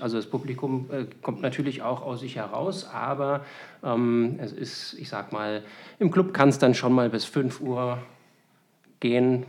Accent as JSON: {"language": "German", "region": "Berlin", "country": "Germany", "tie": "born or raised there", "moved": "yes", "lives_now": "Wiesbaden, Germany", "said": "Ich bin ja gebürtiger Berliner"}